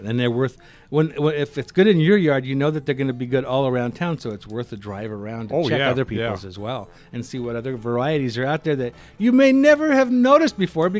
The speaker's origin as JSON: {"language": "English", "region": "Kansas", "country": "United States", "tie": "born or raised there", "moved": "yes", "lives_now": "Denver, United States", "said": "I grew up in Kansas"}